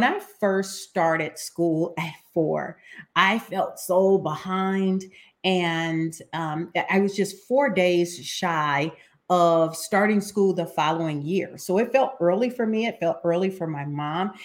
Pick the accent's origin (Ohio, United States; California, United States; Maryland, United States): Ohio, United States; I am from Ohio